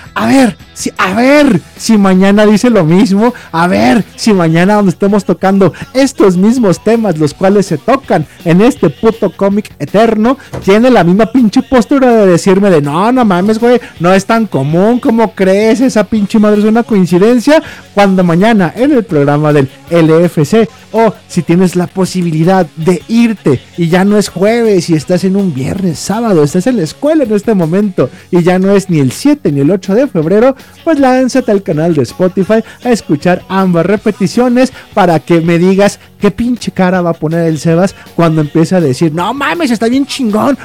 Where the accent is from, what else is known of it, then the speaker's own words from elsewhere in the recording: Mexico; a mí y al resto de México